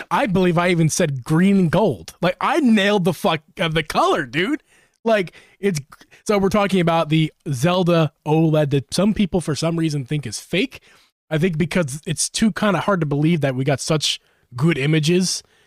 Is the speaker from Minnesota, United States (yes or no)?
no; Philadelphia, Pennsylvania, United States; my home, my home state, home city